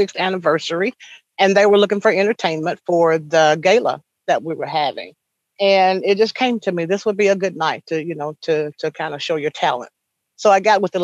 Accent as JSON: {"language": "English", "town": "Ridgely", "region": "Tennessee", "country": "United States", "tie": "born or raised there", "said": "I was born and raised in Lake County in Ridgely, Tennessee, not too far from here"}